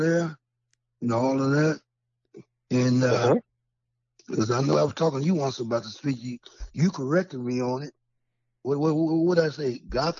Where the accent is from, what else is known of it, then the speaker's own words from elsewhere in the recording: Chicago, Illinois, United States; That's where I grew up at.